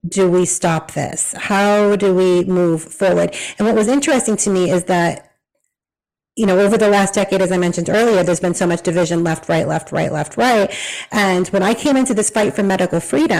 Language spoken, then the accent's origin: English; Massachusetts, United States; moved away as an adult; now in Tennessee, United States; I grew up in Massachusetts